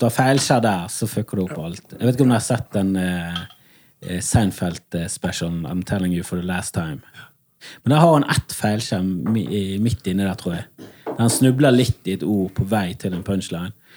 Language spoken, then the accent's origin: Norwegian; Bergen, Vestland, Norway; Jeg er fra Fana i Bergen